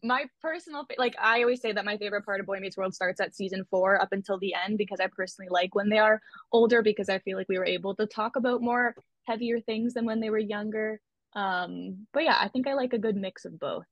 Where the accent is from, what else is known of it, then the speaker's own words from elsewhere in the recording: Canada; I'm from Canada